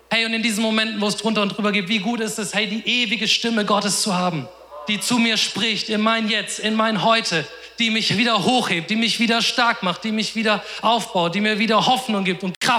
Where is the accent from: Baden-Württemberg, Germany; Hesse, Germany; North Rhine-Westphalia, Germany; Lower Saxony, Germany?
Hesse, Germany; Offenbach; Ah, ich komme aus Offenbach, die sind in Mainz. Heißt eineinhalb Stunden Fahrt.